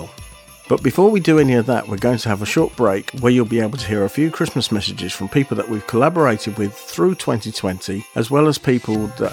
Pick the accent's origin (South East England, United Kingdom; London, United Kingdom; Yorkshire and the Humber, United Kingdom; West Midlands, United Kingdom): South East England, United Kingdom; Aylesbury; my hometown of Aylesbury